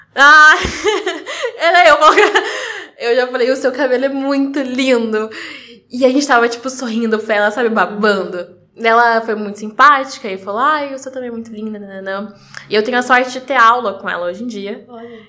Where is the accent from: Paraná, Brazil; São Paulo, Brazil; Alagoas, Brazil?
Paraná, Brazil; Curitiba; eu sou de Curitiba, nasci né, em Curitiba, mas eu comecei o balé na região metropolitana